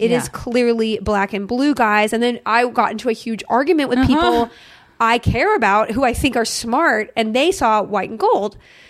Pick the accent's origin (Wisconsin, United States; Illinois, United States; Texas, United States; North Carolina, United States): Texas, United States; Austin; moved away; also born or lived in Alabama / Mississippi / San Antonio, Texas / Vancouver; High school years, Austin, Texas.